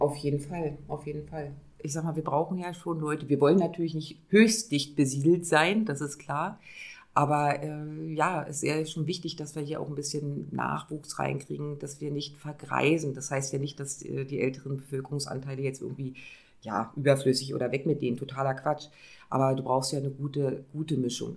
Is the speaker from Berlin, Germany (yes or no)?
no; Neustrelitz, Mecklenburg-Vorpommern, Germany; an meinem Heimat in Neustrelitz weiter zu arbeiten